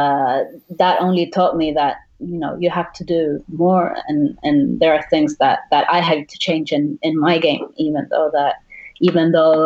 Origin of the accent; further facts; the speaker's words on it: Sweden; also born or lived in Uruguay / Thailand; now in France; I was born in Uruguay, I was raised in Sweden, and now I'm living in France, training in Thailand